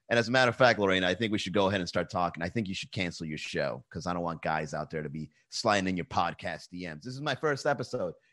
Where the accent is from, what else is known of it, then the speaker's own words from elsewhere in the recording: Venezuela; You don't even know where El Salvador is. I'm from Venezuela, El Capo.